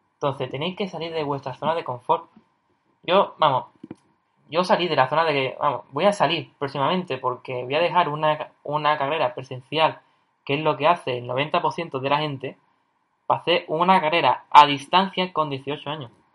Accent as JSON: {"language": "Spanish", "town": "Cádiz", "region": "Andalusia", "country": "Spain", "said": "yo soy de Cádiz, ¿vale? Es una, ciudad en el sur de España, en Andalucía"}